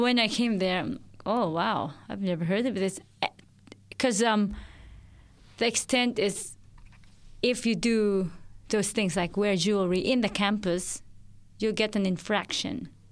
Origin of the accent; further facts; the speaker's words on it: Philippines; moved away as an adult; now in Australia; I'm originally from the Philippines and I moved here three and a half years ago